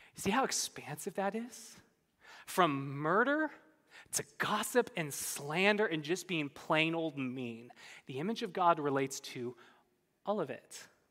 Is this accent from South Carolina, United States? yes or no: no; California, United States; I'm from California.